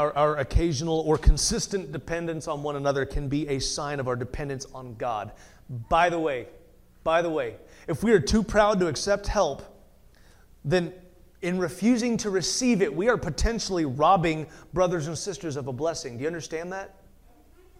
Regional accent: United States; American Christians

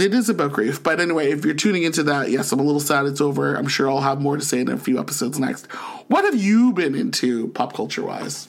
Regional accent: St. Catharines, Ontario, Canada; now in Ottawa, Canada; born and raised in Saint Catharines, Ontario, and now living in the nation's capital of Ottawa

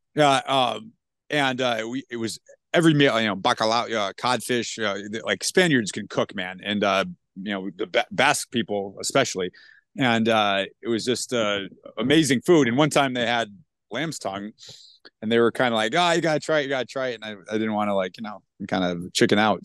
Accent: New England, United States; moved away; I grew up in New England

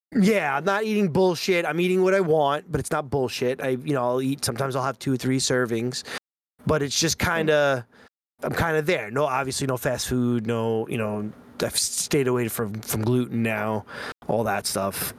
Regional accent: Long Island, New York, United States; he heard my accent, he heard the way I was talking, and he's like, "Any chance you're from Long Island?" And I was like, "Yeah."

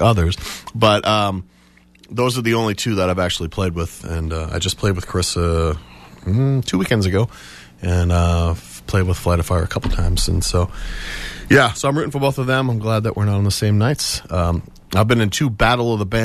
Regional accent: Foxborough, Massachusetts, United States; I grew up in Foxborough. I grew up right behind the stadium.

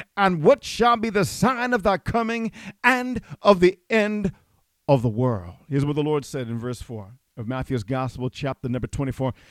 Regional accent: Jamaica; now in Canada; I'm a Jamaican citizen

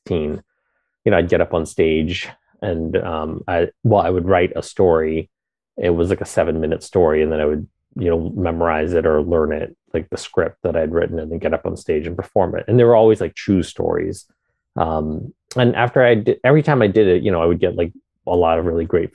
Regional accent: Pennsylvania, United States; also born or lived in Vietnam; being a refugee and, like, growing up in Pennsylvania and, like, growing up bilingual

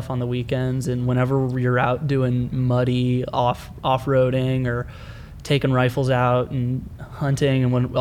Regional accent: California, United States; born or raised there; moved away as an adult; now in Austin, United States

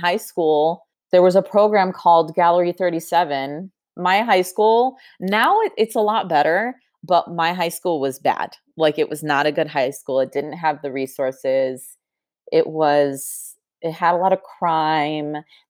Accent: Chicago, Illinois, United States; now in Los Angeles, United States; I was born and raised in the city, actually. I went to this school called Mather in high school.

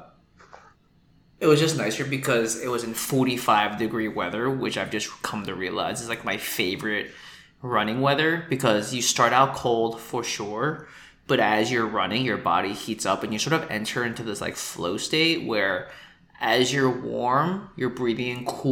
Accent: New York City, New York, United States; as a New Yorker

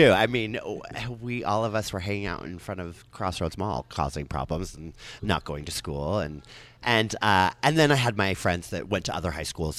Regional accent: Salt Lake City, Utah, United States; also born or lived in San Francisco; I was raised up on Foothill and 21st

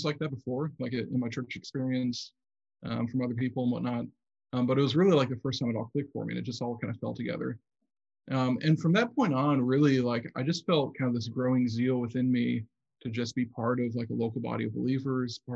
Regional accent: Southeast Michigan, United States; I grew up in Southeast Michigan

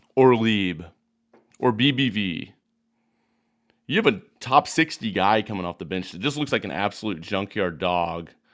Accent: Lincoln, Illinois, United States; now in Decatur, United States; I grew up in Lincoln, playing all sorts of sports

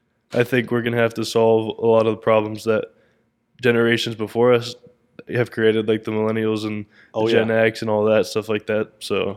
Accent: Keller, Texas, United States; I only know what I grew up like in Keller and whatnot.

